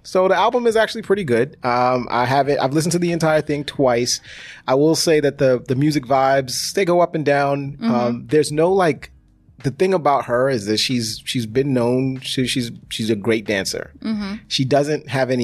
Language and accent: English; New York City, New York, United States; I'm from Harlem